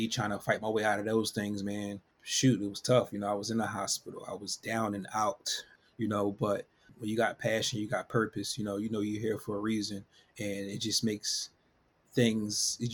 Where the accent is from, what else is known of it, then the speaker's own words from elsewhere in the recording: Philadelphia, Pennsylvania, United States; I'm from Philadelphia, born and raised